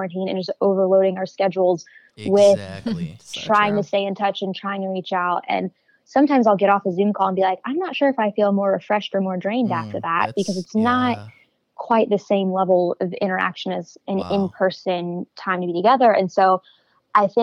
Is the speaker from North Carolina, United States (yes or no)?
yes; Raleigh, North Carolina, United States; moved away as an adult; now in Chicago, United States; I'm originally from Raleigh, North Carolina. I have been living in Chicago for just about 2 years now